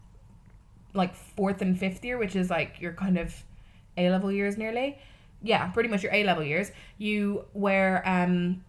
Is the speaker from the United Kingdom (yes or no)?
no; Ireland; I have been to many, many, many, many, many Catholic Masses in my life, being Irish.